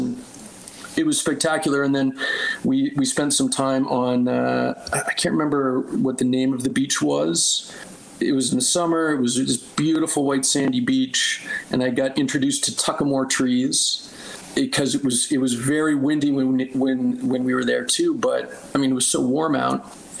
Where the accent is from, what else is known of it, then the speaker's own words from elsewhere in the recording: Halifax, Nova Scotia, Canada; I'm from Halifax originally, so fellow Atlantic Province team member